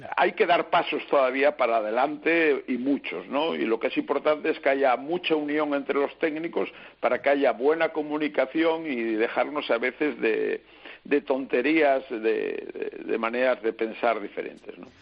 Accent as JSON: {"language": "Spanish", "country": "Spain", "said": "Somos españoles"}